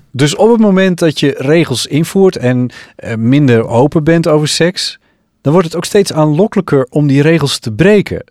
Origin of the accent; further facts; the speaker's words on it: Friesland, Netherlands; uit dat kleine dorpje in Friesland waar ik ben opgegroeid.